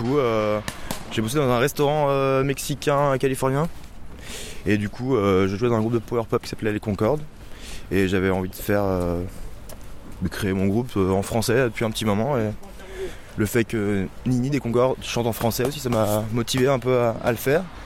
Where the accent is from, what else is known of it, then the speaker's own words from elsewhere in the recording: France; on est français, donc on chante en français.